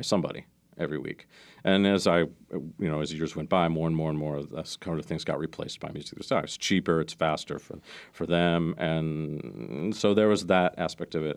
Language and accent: English; Maryland, United States; I grew up in Maryland outside of D C.